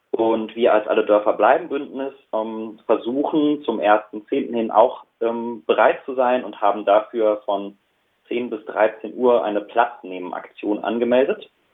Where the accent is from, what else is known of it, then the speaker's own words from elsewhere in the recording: Kuckum, North Rhine-Westphalia, Germany; ich komme selber aus Kuckum, das ist auch ein Dorf am Tagebau Garzweiler